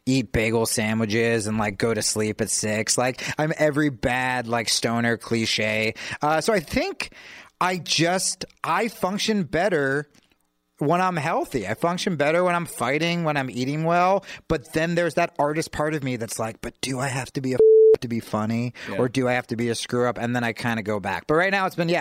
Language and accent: English; New Jersey, United States; I grew up poor and in New Jersey